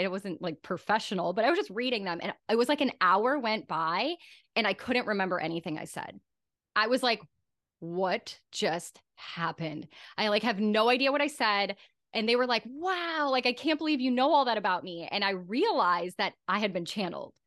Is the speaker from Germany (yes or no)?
yes; Germany; moved away; my home country of Germany